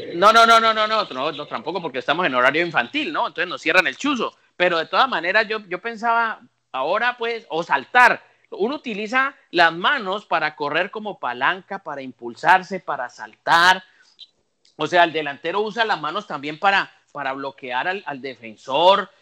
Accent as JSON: {"language": "Spanish", "country": "Colombia", "said": "mi país, de Colombia"}